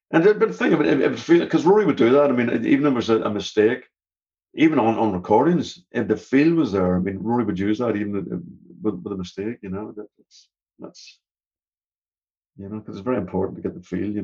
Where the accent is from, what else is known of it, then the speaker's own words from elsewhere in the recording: Canada; the first tour they did uh, of the states, because we're from Canada, as you know.